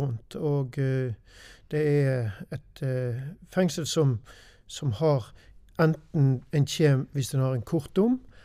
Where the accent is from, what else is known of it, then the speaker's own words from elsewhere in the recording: Austrheim, Vestland, Norway; jeg er en gutt ifra Austrheim. Mm. Har vokst opp på gård der ute.